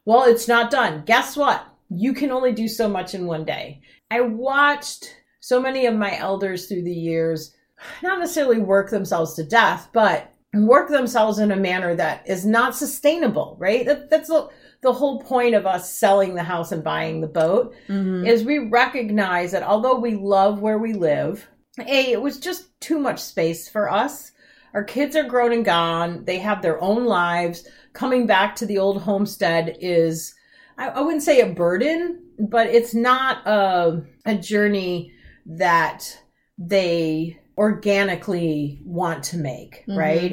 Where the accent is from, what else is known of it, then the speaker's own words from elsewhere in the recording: Midwest, United States; I was raised in the Midwest